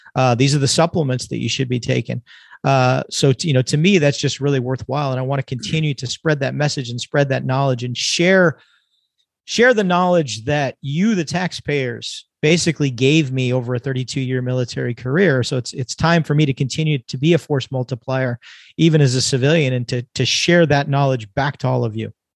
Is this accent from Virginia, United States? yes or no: no; California, United States; now in Texas, United States; I'm originally born and raised in California.